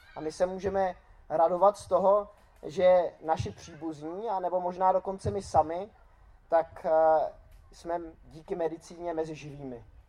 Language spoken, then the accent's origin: Czech; Czechia; Jako Češi, tak eh, slavíme Vánoce většinou tím, že zabijeme nějakého kapra